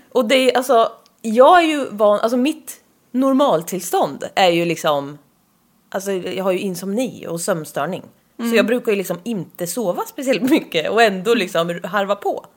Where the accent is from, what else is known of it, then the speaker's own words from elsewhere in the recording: Östergötland, Sweden; accent: östgötska; Vi har en otrolig östgötska